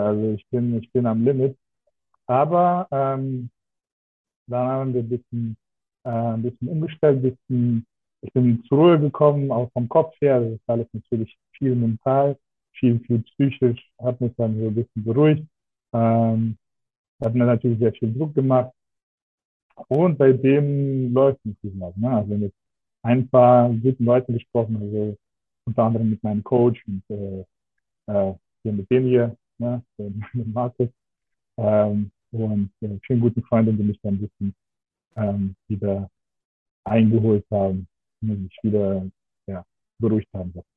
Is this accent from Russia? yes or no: yes; Russia; now in Germany; ich bin gebürtig aus Russland. Also ich bin so ähm, in Deutschland sogenannte Deutschrusse